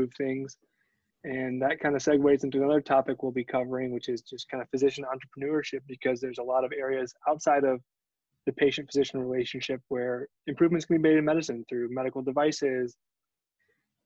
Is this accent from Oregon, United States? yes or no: no; Michigan, United States; I was born in Michigan